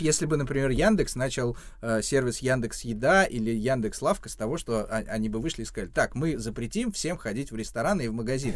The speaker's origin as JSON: {"language": "Russian", "town": "Ramenskoye", "region": "Moscow Oblast", "country": "Russia", "tie": "born or raised there", "said": "в Раменском, откуда я родом"}